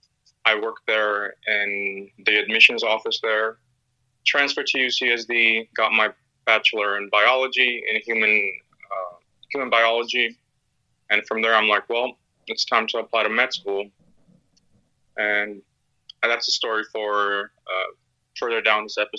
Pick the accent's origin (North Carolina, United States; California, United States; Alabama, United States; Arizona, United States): California, United States; San Diego; moved away as an adult; now in Grenada; I grew up in San Diego, California